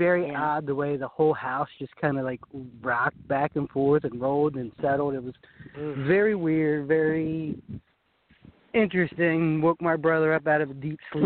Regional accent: New Jersey, United States; also born or lived in San Diego, California; In California, but I've lived in New Jersey since I was a couple months old. So I was raised here.

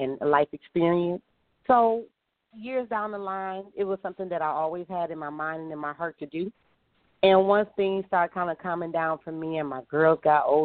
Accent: Detroit, Michigan, United States; moved away as an adult; now in San Diego, United States; I was born and raised in Detroit, Michigan

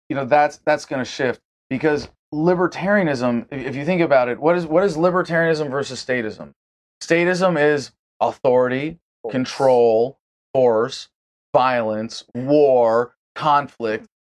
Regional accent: San Francisco, California, United States; also born or lived in Montreal; I was born in San Francisco, California

